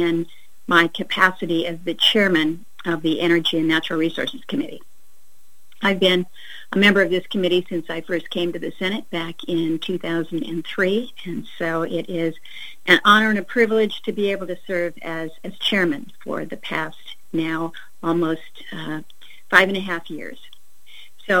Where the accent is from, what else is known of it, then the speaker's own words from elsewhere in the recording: Alaska, United States; back home in my home state in Alaska